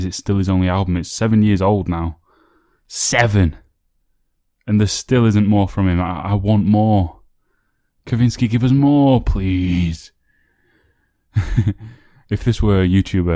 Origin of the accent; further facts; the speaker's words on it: the north of England, United Kingdom; now in Royston, United Kingdom; I'm from Northern England